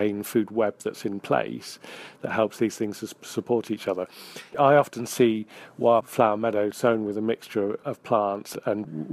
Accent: Hampshire, South East England, United Kingdom; also born or lived in northwest Wales; now in Wales, United Kingdom; I grew up in Hampshire, so my dad was an arable farmer down there

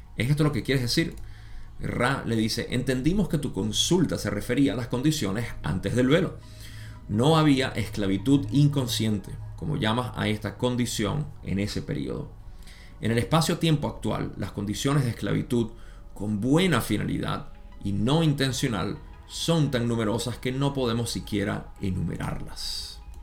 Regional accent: Venezuela; en mi país

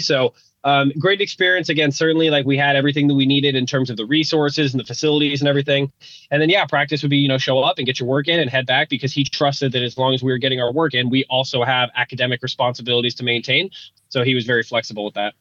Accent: Denver, Colorado, United States; my my district school growing up in Denver

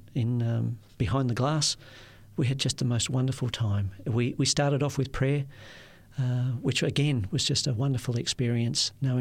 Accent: Perth, Western Australia, Australia; I said, oh, Perth, Western Australia

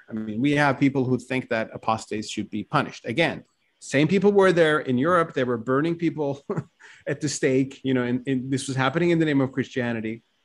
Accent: Turkey; also born or lived in Ankara / Istanbul; I grew up in Turkey, and as you said, I mean, I grew up in Ankara, later Istanbul

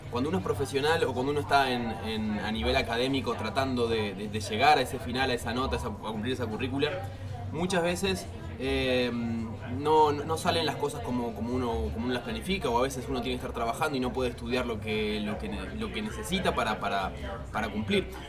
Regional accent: Uruguay; yo soy de Uruguay, trabajo para Cloud Gaia en Argentina

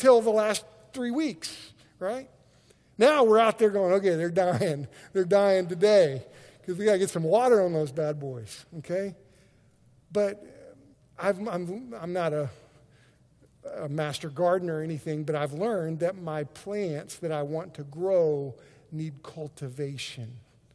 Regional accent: Oklahoma, United States; we're from Oklahoma.

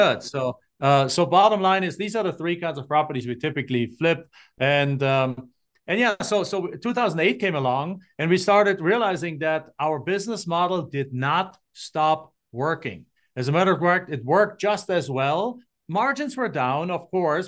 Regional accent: Germany; moved away as an adult; now in Phoenix, United States; I'm not from the United States. I'm from Germany, and I came in nineteen ninety-seven on a student exchange program to finish my college degree

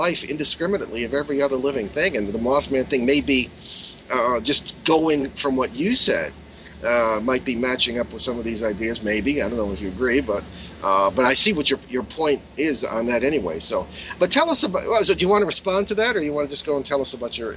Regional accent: Hartford, Connecticut, United States; I remember when I was like 12 uh, in growing up near Hartford, Connecticut

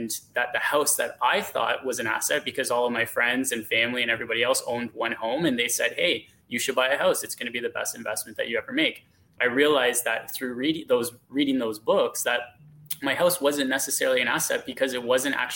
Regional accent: Hamilton, Ontario, Canada; also born or lived in Stoney Creek; So I grew up in Hamilton originally. I was born and raised in Hamilton.

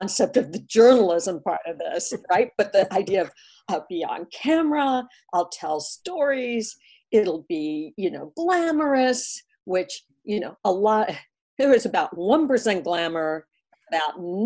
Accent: Atlanta, Georgia, United States; also born or lived in Columbus, Ohio; I was about 15 years old and I was growing up in Atlanta at this point.

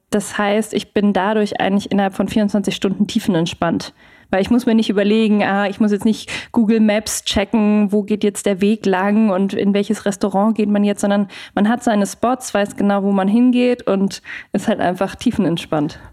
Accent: Munich, Bavaria, Germany; moved away; ich komme ja aus München ursprünglich

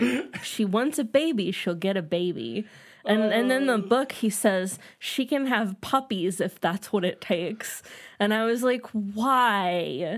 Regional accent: California, United States; I'm from California and guys is gender neutral.

